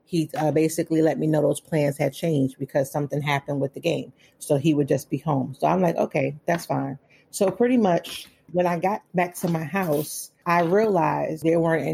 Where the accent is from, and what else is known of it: New York City, New York, United States; born or raised there; moved away as an adult; also born or lived in Philadelphia, Pennsylvania; now in Waldorf, United States